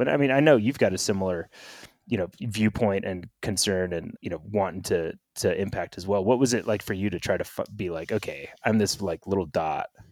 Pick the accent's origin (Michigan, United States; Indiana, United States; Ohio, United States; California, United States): California, United States; Northern; now in Bend, United States; living in Bend, and I grew up in Northern California